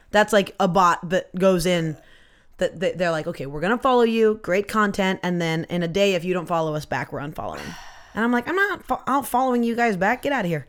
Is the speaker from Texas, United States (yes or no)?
no; Poulsbo, Washington, United States; I grew up in Polesbo, which is just, it's on the Kitsap Peninsula